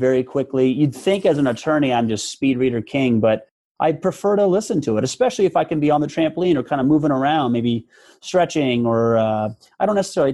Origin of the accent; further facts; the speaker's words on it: Omaha, Nebraska, United States; Born and raised in Omaha, Nebraska